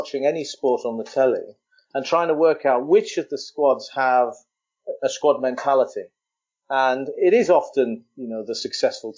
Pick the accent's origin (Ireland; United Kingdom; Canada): Ireland; as an Irishman